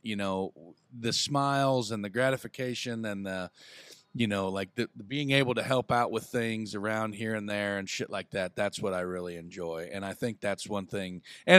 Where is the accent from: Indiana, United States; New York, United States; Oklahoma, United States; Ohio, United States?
Indiana, United States; Huntingburg; You know, you growing up around my old man. You know, growing up in the Holland Huntingburg area, my grandparents knowing your mom and dad.